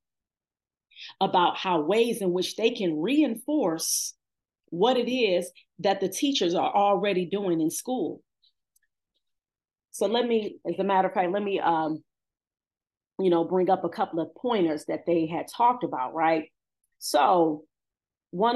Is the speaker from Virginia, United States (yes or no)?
no; Cleveland, Ohio, United States; I've been born and raised in Cleveland